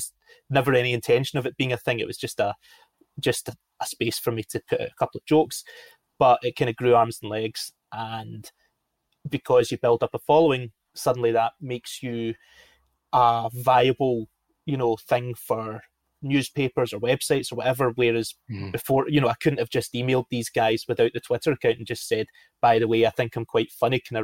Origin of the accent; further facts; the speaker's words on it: Glasgow, Scotland, United Kingdom; I grew up in Glasgow, and football was a really big part of my life just from an early age.